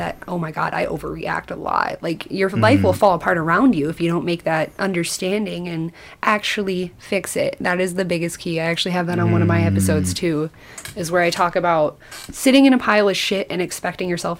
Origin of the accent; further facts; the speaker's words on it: Forest City, Iowa, United States; now in Mason City, United States; I'm from Forest City, which is tiny little town where they built RVs, like Winnebago Industries was created there